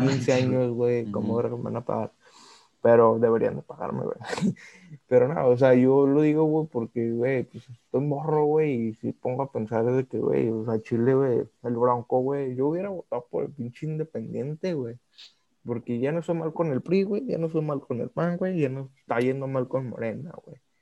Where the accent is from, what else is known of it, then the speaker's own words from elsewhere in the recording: Mexico; nosotros somos mexicanos